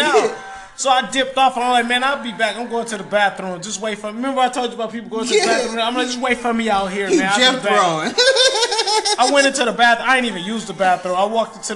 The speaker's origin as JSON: {"language": "English", "town": "Detroit", "region": "Michigan", "country": "United States", "said": "I'm from Detroit"}